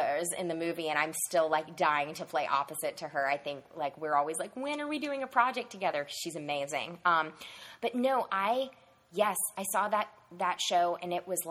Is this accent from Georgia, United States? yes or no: yes; Savannah, Georgia, United States; In Savannah, Georgia, which is where I grew up